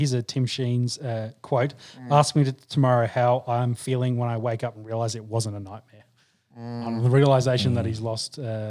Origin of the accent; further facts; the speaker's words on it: Queensland, Australia; As the Queenslander